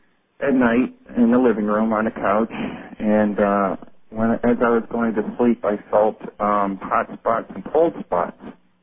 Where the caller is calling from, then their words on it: Syracuse, New York, United States; from Syracuse, New York.